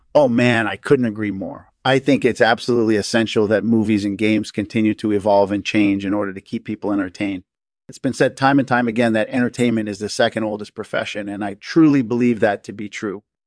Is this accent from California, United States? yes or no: yes; Northern California, United States; I grew up in Northern California